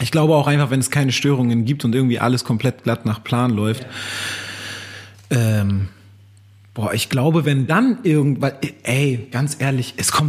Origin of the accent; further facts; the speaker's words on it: Hamburg, Germany; now in Berlin, Germany; als ich damals nach Berlin gezogen bin, ich komme ja auch aus Hamburg, als ich nach Berlin gezogen bin